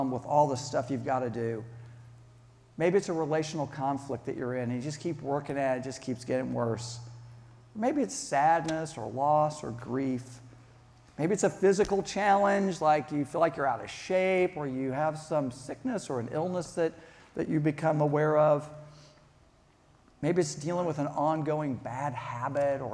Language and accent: English; Kansas, United States; also born or lived in Charleston; I grew up here in Kansas